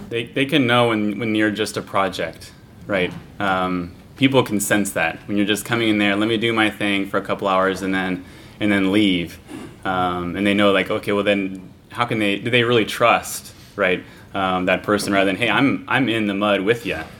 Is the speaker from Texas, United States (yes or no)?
no; Kansas, United States; I'm from Kansas